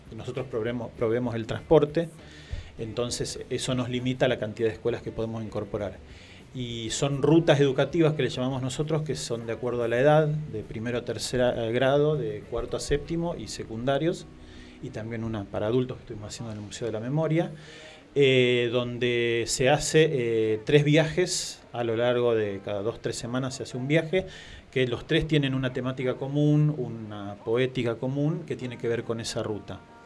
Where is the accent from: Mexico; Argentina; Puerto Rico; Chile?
Argentina; Marcos Juárez, Córdoba; accent: tonadita, not classic Cordoban; moved away; en mi pueblo, Marcos Juárez